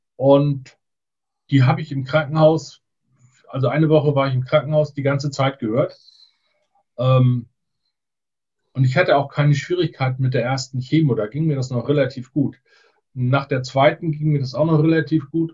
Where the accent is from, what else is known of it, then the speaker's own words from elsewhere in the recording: Borgdorf-Seedorf, Schleswig-Holstein, Germany; also born or lived in Neumünster; also her komme ich aus der Mitte von Schleswig-Holstein, Borgdorf-Seedorf